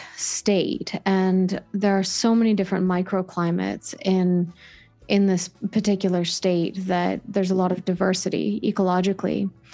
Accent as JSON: {"language": "English", "area": "Bay Area", "region": "California", "country": "United States", "tie": "born or raised there", "also_born_or_lived": "Big Sur, California / San Francisco / East Bay / North Bay", "said": "grew up in the Bay Area"}